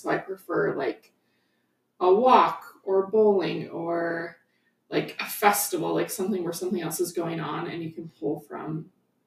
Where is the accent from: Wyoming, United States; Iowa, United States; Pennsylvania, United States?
Wyoming, United States; moved away as an adult; now in Colorado, United States; I was actually living in Wyoming.